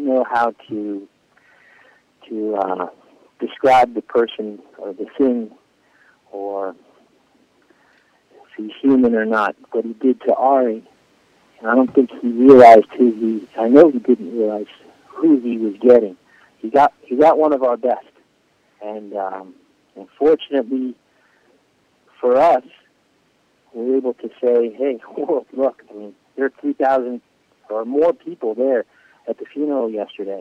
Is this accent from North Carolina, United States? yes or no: no; Florida, United States; also born or lived in Israel; now in Miami, United States; I grew up in Florida